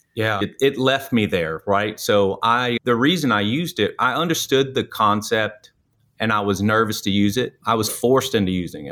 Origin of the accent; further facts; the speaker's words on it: New Orleans, Louisiana, United States; moved away; I'm originally from New Orleans